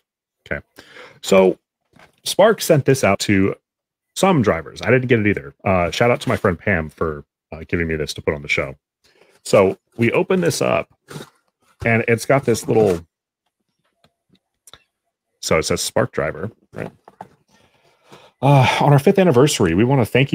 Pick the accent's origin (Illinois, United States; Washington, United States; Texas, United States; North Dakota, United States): Washington, United States; my home state of Washington